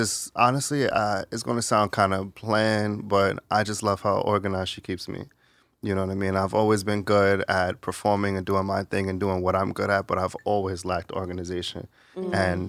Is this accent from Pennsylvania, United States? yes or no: no; New York, United States; Where are you from originally? I'm from New York.